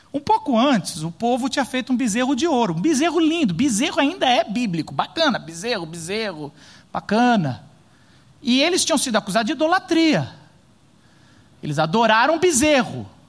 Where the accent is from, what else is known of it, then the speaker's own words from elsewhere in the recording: Paulista, São Paulo, Brazil; a gente é paulista.